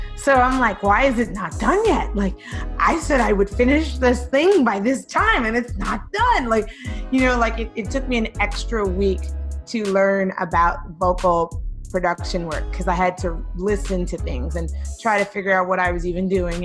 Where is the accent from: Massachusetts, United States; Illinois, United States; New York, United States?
New York, United States; New York City; I grew up in East New York, Brooklyn, and I've lived in New York whole life. I have never left.